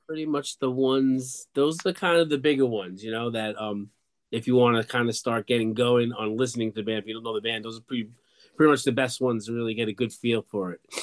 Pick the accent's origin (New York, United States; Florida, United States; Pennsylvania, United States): New York, United States; Long Island; moved away; I grew up in Long Island, New York, on the border of Queens near Belmont Racetrack